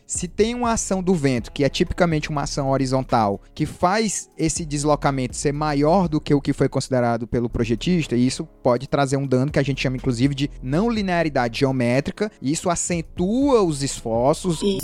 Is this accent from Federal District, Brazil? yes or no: no; Fortaleza, Ceará, Brazil; Eu sou aqui de Fortaleza, Sim. moro aqui do lado das dunas.